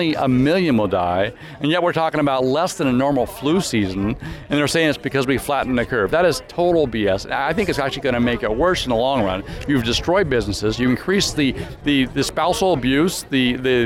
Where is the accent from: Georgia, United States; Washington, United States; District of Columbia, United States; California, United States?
Washington, United States; Grand Coulee; I grew up in Grand Coulee